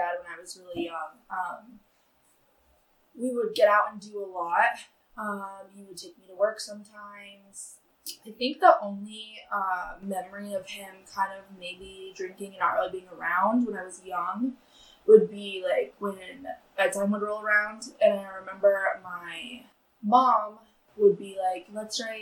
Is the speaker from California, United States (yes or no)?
no; Soldotna, Alaska, United States; also born or lived in Sterling, Alaska; I'm from Soldana. I'm born and raised at the hospital